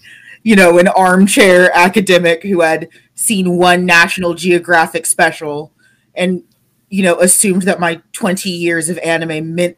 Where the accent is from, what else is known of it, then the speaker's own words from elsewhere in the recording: United States; as an American.